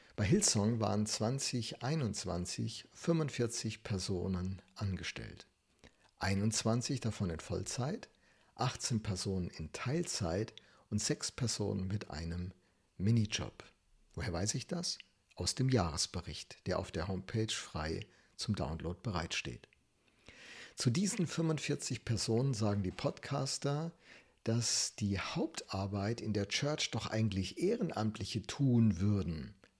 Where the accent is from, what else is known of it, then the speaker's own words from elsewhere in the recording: Germany; als Deutsche